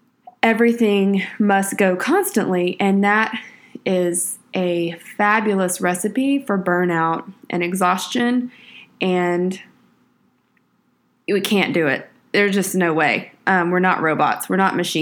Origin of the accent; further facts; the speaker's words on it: Texas, United States; I'm from Texas, so we spent a little time down on the Texas coast